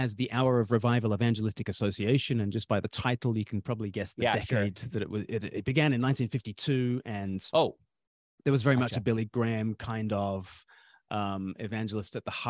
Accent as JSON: {"language": "English", "country": "Australia", "moved": "as an adult", "lives_now": "United Kingdom", "said": "I'm from Australia originally, and I've been living for half my life in the UK now."}